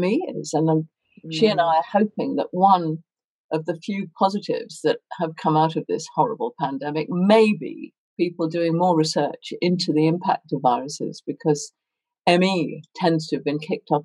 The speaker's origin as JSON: {"language": "English", "region": "London", "country": "United Kingdom", "tie": "born or raised there", "also_born_or_lived": "Hertfordshire / Long Island, New York / Oxford", "moved": "as an adult", "lives_now": "New Forest, United Kingdom", "said": "I grew up in Hertfordshire till I was 5 and the war ended, then moved to Hampstead, which was the family home, and have more or less lived in Hampstead ever since"}